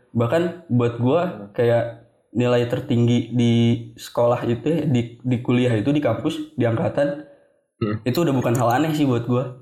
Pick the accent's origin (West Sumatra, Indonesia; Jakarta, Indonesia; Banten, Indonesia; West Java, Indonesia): West Java, Indonesia; Bogor; Emang dari lahir gue di Bogor Sampai sekarang juga gue tinggal di Bogor